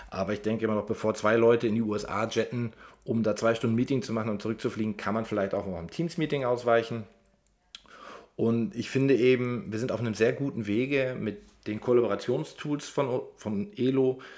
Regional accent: Germany; born there; ich bin gebürtiger äh, Deutscher und äh, eben auch ziemlich aus der Mitte von Deutschland, deswegen hört man sehr wenig Dialekt.

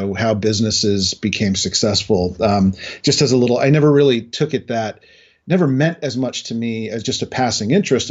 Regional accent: New Hampshire, United States; moved away; also born or lived in New Jersey / Boston; I was actually born in New Jersey, grew up in New Hampshire, built my career in Boston

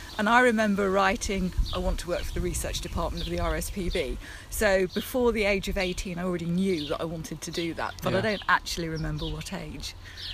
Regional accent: Ramsgate, South East England, United Kingdom; It's in Kent, so I grew up in Ramsgate

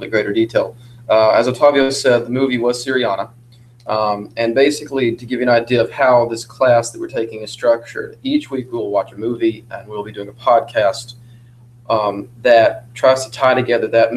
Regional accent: Montgomery County, Kentucky, United States; I'm from Montgomery County, Kentucky

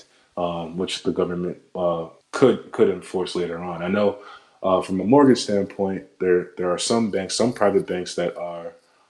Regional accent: New Jersey, United States; moved away as an adult; now in Queens, New York, United States; I'm not from Queens. Like, I'm from Jersey, born and raised in Jersey. But now that I live here, it's like, okay, it's my home

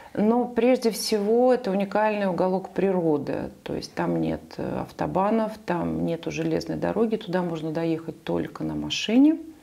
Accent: Saint Petersburg, Russia; moved away as an adult; now in Nice, France; и я сама из Петербурга

